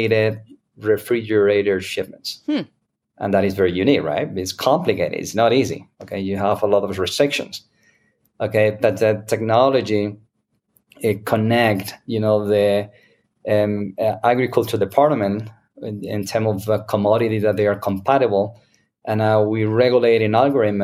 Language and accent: English; Spain; English is a second language; now in United States; I'm original from Spain